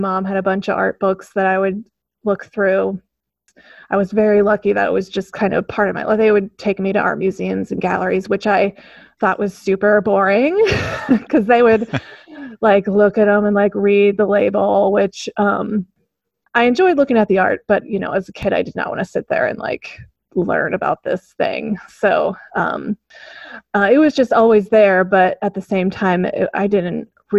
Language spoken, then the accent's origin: English; Omaha, Nebraska, United States; also born or lived in Oregon; I was born in Oregon. My mom's from the West Coast, but then I spent most of my upbringing around Omaha.